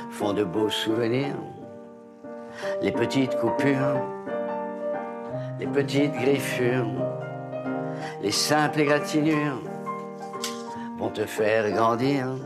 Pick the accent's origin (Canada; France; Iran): France; south-east; accent: south-east French; Moi, c'est sud-est.